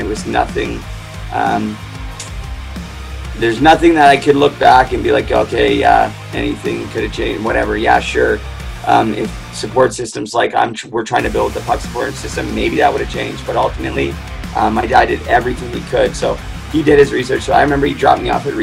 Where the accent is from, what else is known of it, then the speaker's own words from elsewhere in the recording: Vancouver, British Columbia, Canada; I grew up in Vancouver